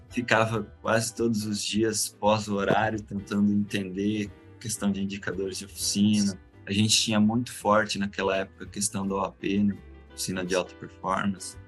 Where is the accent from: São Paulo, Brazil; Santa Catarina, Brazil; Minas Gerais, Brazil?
Santa Catarina, Brazil; Joinville; sou natural de Joinville mesmo. Nasci, cresci aqui. Nunca mudei